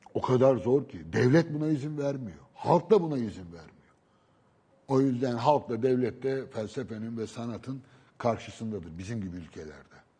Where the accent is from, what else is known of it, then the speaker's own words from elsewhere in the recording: Istanbul, Turkey; Beşiktaş benim doğup büyüdüğüm yer. Yani doğup değil ama büyüdüğüm yer. Çocukluğumun geçtiği yer.